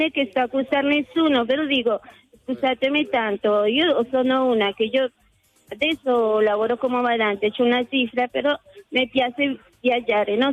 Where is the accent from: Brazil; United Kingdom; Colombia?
Colombia; Bogotá; moved away; io sono nata a Bogotà, la capitale ah. della Colombia